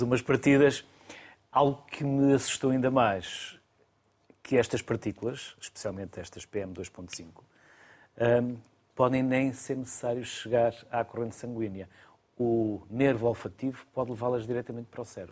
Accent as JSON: {"language": "Portuguese", "town": "Porto", "region": "Norte", "country": "Portugal", "said": "mas eu também sou do Porto, trabalho em João, mas sou do Porto."}